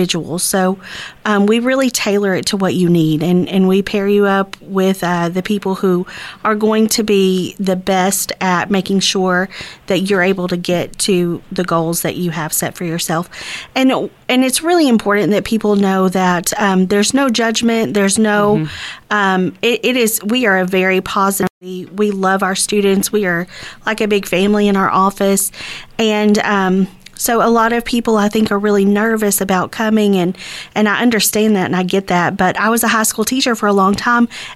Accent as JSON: {"language": "English", "town": "Texarkana", "country": "United States", "tie": "born or raised there", "said": "this is my hometown. I'm raising my kids here."}